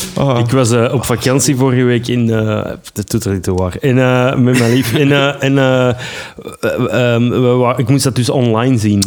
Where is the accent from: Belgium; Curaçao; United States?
Belgium